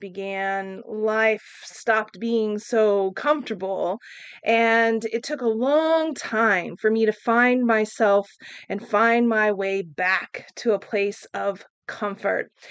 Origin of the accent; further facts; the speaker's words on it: Oklahoma, United States; I grew up in Oklahoma